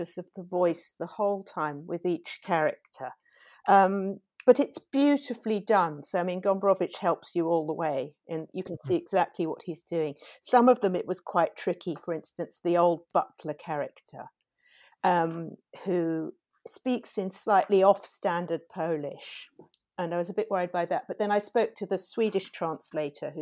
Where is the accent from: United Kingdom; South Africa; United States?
United Kingdom; England; as a British translator, I had the advantage of having grown up reading things like Buchan and Robert Louis Stevenson